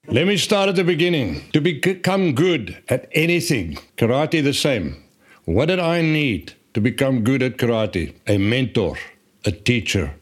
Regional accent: South Africa; born and grew up in South Africa and, uh, went to school there

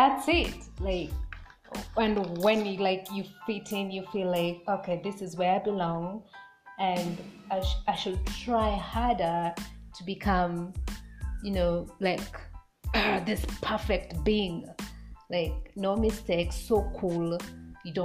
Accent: Kenya; I'm a Kenyan woman

